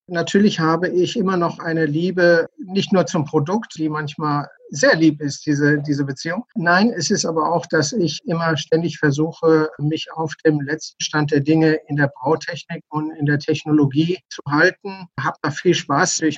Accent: Johannesburg, Gauteng, South Africa; Ich bin in Johannesburg geboren und aufgewachsen und habe dann nach meinem Studium angefangen, bei der Brauerei im Labor zu arbeiten

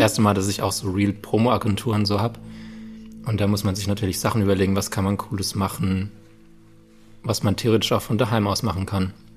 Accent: Landau, Rhineland-Palatinate, Germany; moved away; ich komme aus Landau, Landau in der Pfalz

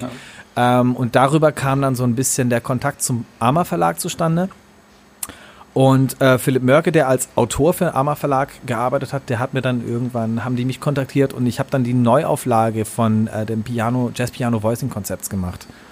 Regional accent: Germany; moved away; ich komme auch irgendwie aus dem Kaff vom Bodensee

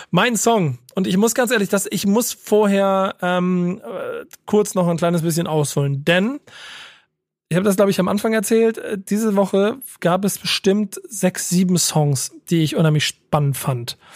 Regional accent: Germany; born there; ich bin von der Bantu Nation, ich bin in Deutschland geboren, meine Geburtsurkunde ist deutsch, meine komplette Familie ist in Angola geboren und ist dort registriert.

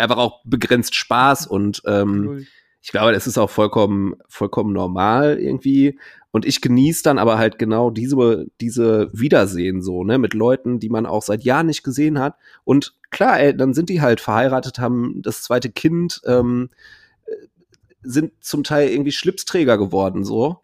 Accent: Ruhr area, North Rhine-Westphalia, Germany; bei uns im Pott

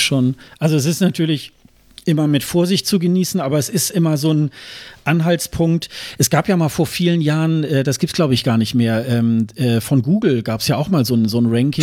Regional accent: Germany; als Deutscher

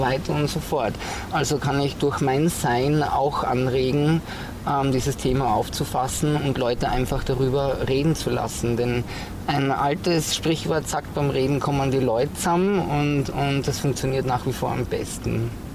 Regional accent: southern Styria, Austria; also born or lived in Graz; ich bin ja in der Südsteiermark aufgewachsen, ein absolutes Landei

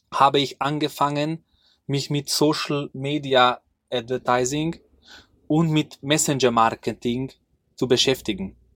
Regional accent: Hungary; now in Austria; ich komme ursprünglich aus Ungarn. Und vor, sag ich mal, sechs Jahren sind wir mit meiner kleinen Familie nach Österreich gezogen.

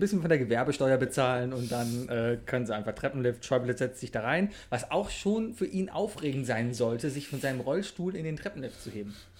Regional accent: Cologne, North Rhine-Westphalia, Germany; ich als Kölner

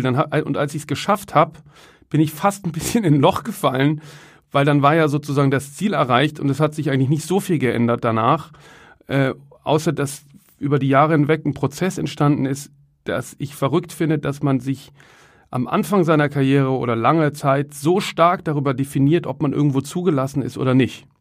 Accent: Cologne, North Rhine-Westphalia, Germany; moved away; Ich komme ja ursprünglich aus Köln

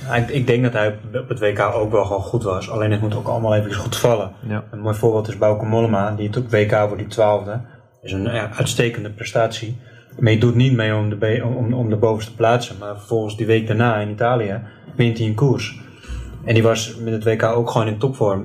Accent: Netherlands; als Nederlander

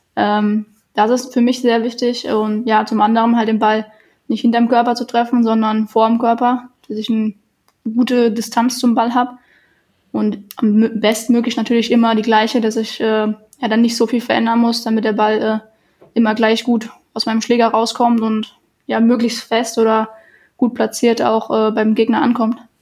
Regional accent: Germany; wir kommen aus Deutschland

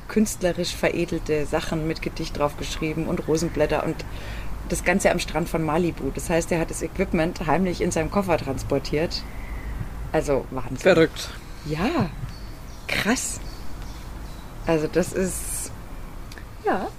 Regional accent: Freilassing, Bavaria, Germany; in Freilassing war es ja mal so, da wo ich herkomme aus der Region

